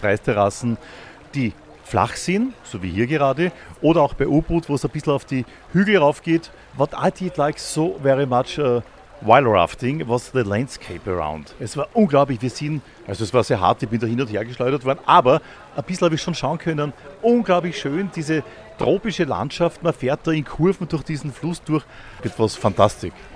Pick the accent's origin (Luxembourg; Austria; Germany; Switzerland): Austria; Wir sagen in Österreich